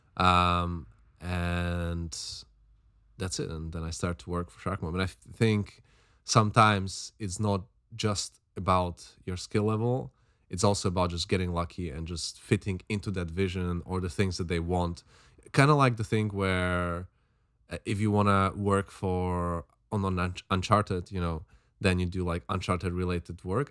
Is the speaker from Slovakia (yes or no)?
yes; Slovakia; now in London, United Kingdom; I'm from Slovakia